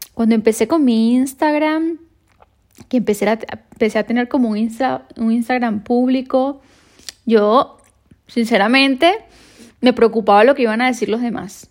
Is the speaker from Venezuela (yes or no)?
yes; Venezuela; now in Madrid, Spain